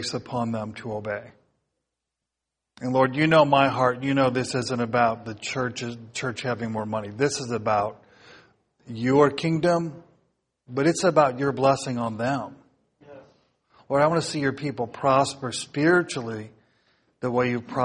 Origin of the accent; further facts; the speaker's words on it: United States; as American Christians